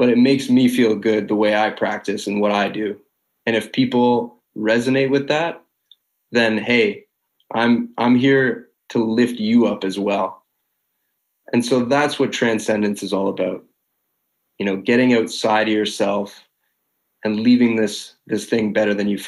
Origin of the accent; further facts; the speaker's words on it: Canada; People know me as the Canadian celebrity